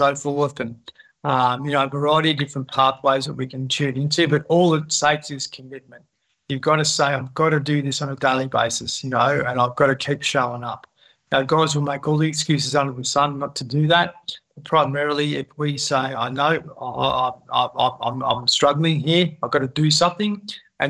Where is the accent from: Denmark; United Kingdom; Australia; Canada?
Australia; Horsham, Victoria; moved away; I come from Outback Victoria. I went back there to help my dad out